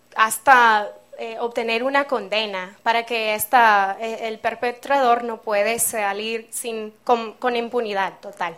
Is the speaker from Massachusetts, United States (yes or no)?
no; Seattle, Washington, United States; moved away; soy de los Estados Unidos, de Seattle, en el noroeste de mi país.